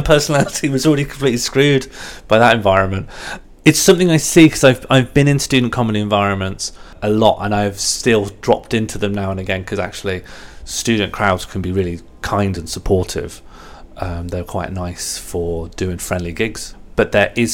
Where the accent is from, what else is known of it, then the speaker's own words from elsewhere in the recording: Birmingham, West Midlands, United Kingdom; I'm from Birmingham as well, so if I talk slowly and without emphasis, there's sort of an annoying overlap in some parts of the accent